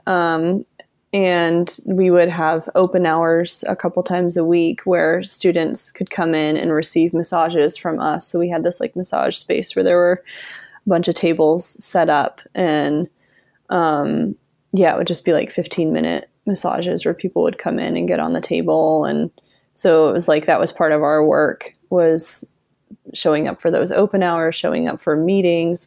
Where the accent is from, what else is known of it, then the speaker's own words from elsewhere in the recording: Vermont, United States; moved away as an adult; also born or lived in Rhode Island; now in Asheville, United States; I grew up in Vermont